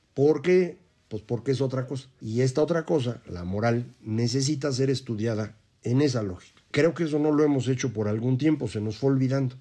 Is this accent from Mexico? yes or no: yes; Mexico; nosotros funcionamos en México